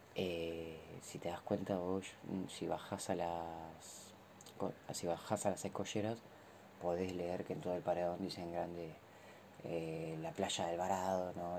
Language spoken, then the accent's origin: Spanish; Mar del Plata, Buenos Aires Province, Argentina; vivimos en una ciudad portuaria, en una ciudad costera